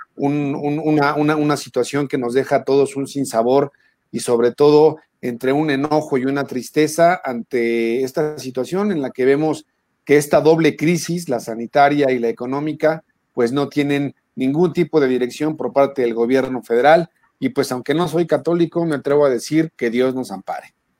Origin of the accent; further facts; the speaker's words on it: Mexico; Somos mexicanos